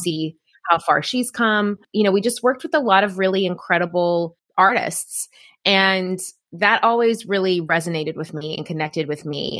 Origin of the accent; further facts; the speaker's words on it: Tennessee, United States; moved away as an adult; I'm originally from Tennessee